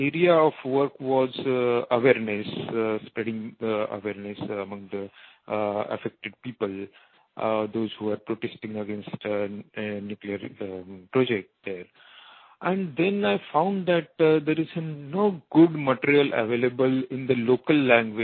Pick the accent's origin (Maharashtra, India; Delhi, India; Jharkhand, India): Maharashtra, India; Mumbai; I am from Mumbai in India